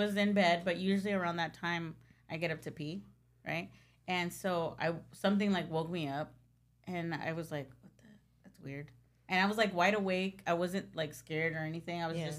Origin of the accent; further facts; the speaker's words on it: Los Angeles, California, United States; I grew up here.